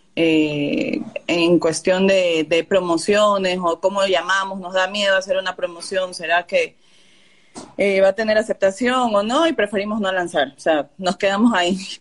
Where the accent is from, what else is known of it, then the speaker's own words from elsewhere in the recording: Ecuador; yo soy de Ecuador